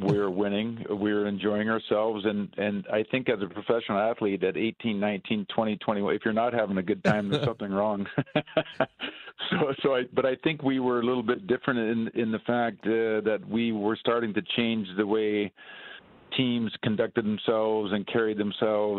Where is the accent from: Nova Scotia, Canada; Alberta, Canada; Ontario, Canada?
Alberta, Canada; Edmonton; my hometown, Edmonton.